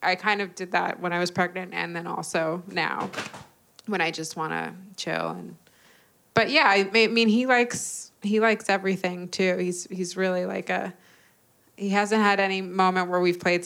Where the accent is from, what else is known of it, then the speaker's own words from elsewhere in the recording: Westchester, New York, United States; also born or lived in Los Angeles, California; now in New York City, United States; I was born in LA, but I grew up in Westchester, New York.